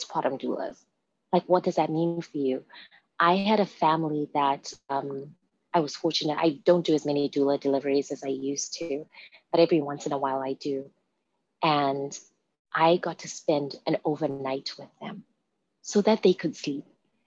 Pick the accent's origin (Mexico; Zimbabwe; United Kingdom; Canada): Zimbabwe; now in Redmond, United States; I was born and raised in Zimbabwe